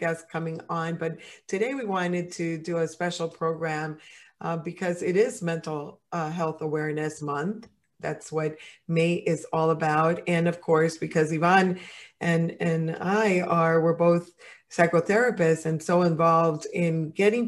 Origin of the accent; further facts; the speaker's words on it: Dominican Republic; now in United States; I'm Latin, and in my country, and I'm from the Dominican Republic